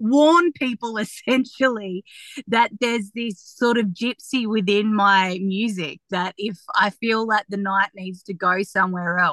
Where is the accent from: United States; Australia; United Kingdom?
Australia; Tamworth, New South Wales; I'm really proud of my community and where I've grown up